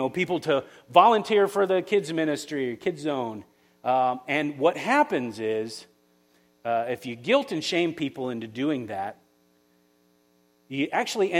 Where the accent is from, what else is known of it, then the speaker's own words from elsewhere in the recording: Florida, United States; now in West Michigan, United States; I'm from Florida